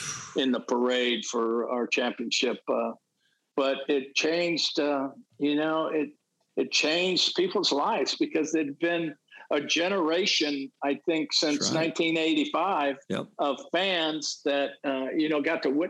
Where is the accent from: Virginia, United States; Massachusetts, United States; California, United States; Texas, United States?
California, United States; I grew up in California